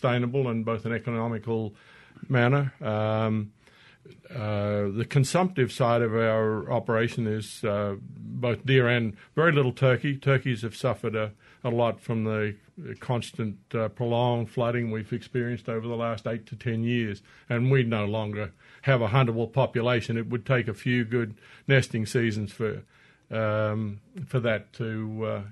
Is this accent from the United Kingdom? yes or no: no; northwestern Queensland, Australia; moved away as an adult; now in Mississippi, United States; I grew up in Australia for the first 40-odd years of my life and in the northwestern part of Queensland.